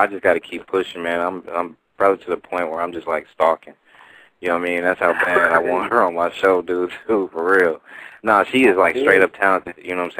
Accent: Oakland, California, United States; also born or lived in Richmond, California; now in Hayward, United States; I grew up in East Oakland, lived in Richmond, live in Hayward

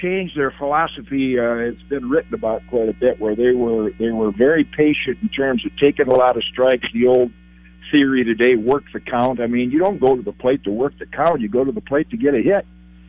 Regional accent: Midwest, United States; because I was always partial to Hank Aaron, watching him when I listened to the WTMJ growing up in the Midwest.

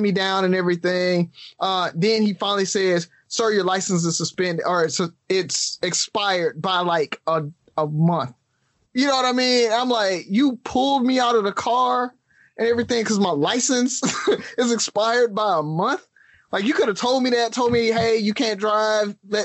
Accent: Alabama, United States; growing up in the South

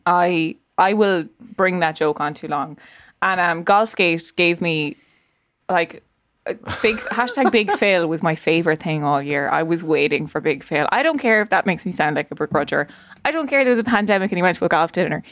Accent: Ireland; I am from Leash Offaly

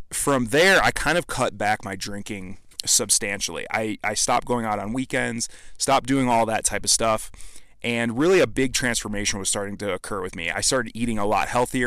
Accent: Midwest, United States; I was just raised in a small town in the Midwest

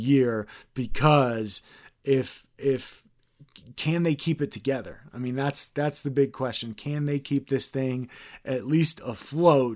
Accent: Texas, United States; growing up in Texas

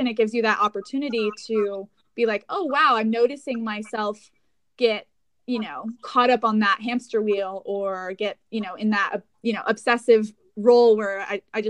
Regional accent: Aspen, Colorado, United States; also born or lived in Incline Village, Nevada; I grew up in Aspen, Colorado

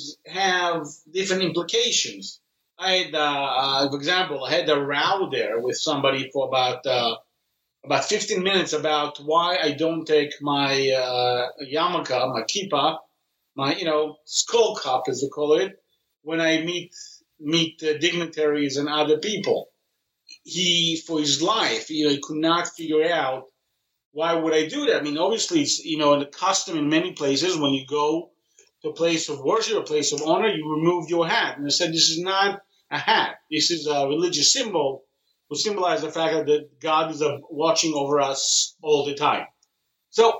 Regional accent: Israel; I was born here in Israel

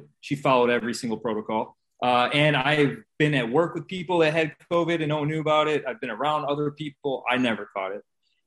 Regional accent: Indiana, United States; I'm from Indiana.

